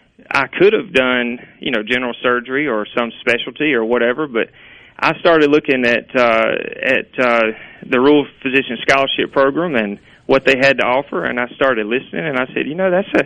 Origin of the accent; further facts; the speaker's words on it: Kosciusko, Mississippi, United States; I didn't grow up in Louisville. I grew up in Kosciuszko, but my family's from Louisville.